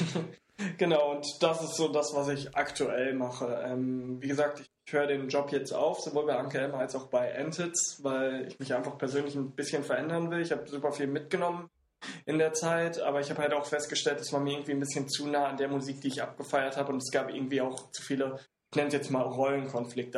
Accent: Siegen, North Rhine-Westphalia, Germany; now in Hamburg, Germany; ich komme aus Siegen

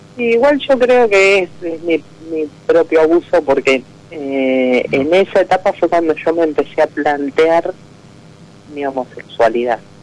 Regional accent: Balcarce, Buenos Aires Province, Argentina; De Valcarce

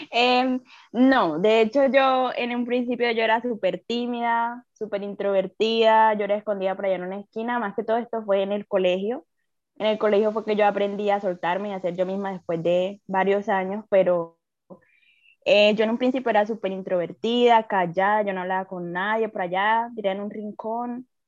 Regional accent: Colombia; yo soy colombiana.

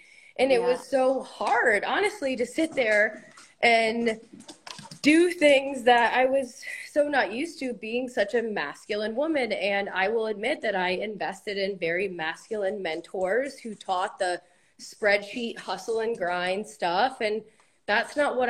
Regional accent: Connecticut, United States; I'm from Connecticut in the United States

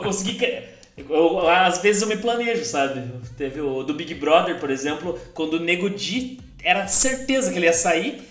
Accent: Ponta Grossa, Paraná, Brazil; moved away as an adult; now in Curitiba, Brazil; eu sou de uma cidade chamada Ponta Grossa, que fica no Paraná. E eu me mudei recentemente para Curitiba

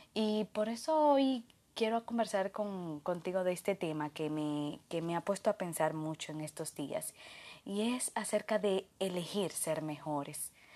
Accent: Dominican Republic; de República Dominicana

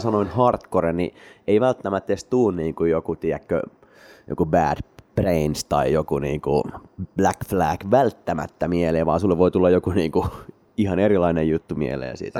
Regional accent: Espoo, Uusimaa, Finland; minä ja Matti olemme espoolaisia keskiluokkaisia tylsiä ihmisiä

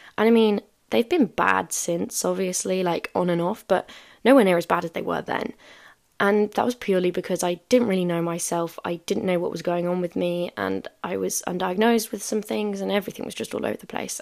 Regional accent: South Africa; moved away; I haven't been back home in five years

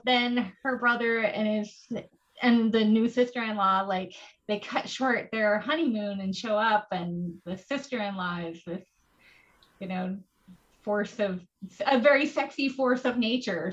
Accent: Oregon coast, United States; I grew up on the Oregon coast

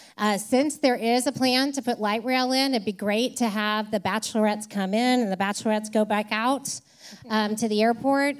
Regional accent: Nashville, Tennessee, United States; I grew up in Nashville

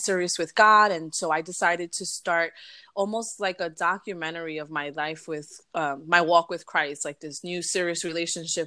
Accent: New York City, New York, United States; we're two girls born and raised in Brooklyn

